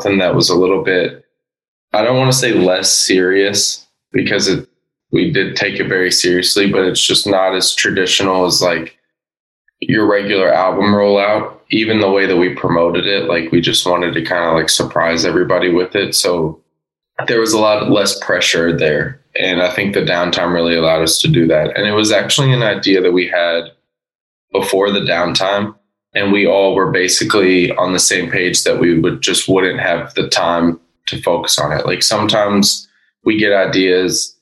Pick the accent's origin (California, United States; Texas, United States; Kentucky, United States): Kentucky, United States; Oldham County; also born or lived in Louisville; we're from Louisville, but we're all from Oldham County